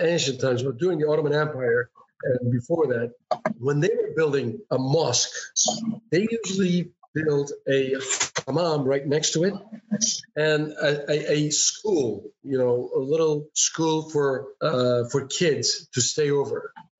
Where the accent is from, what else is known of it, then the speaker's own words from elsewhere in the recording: Erzurum, Turkey; my hometown, for example, all the way east, close to a Russian border. The city arises, it's called Erzurum, and it's above the sea level, 2,000 meters